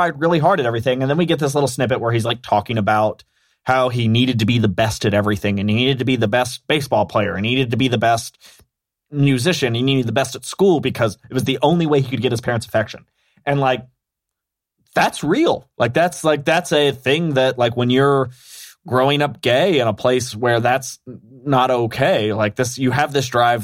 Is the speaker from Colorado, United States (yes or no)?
no; Kentucky, United States; I grew up gay in Kentucky